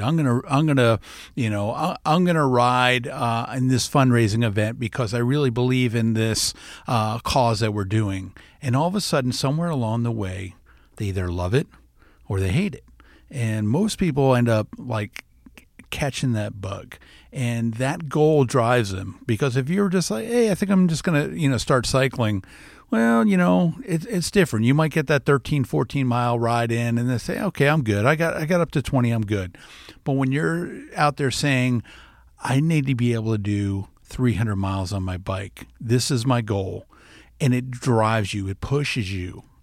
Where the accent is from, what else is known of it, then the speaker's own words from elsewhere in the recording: South Florida, United States; now in Iowa, United States; growing up in South Florida